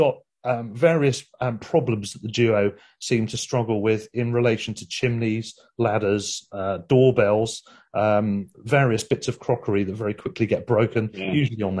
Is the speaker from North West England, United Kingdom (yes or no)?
no; Worthing, South East England, United Kingdom; in Worthing, interestingly, my hometown